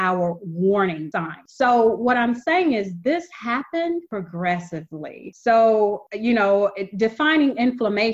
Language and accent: English; the South, United States; I come from the South. I'm used to that Paula Deen style cooking. You know, that's what we grew up on.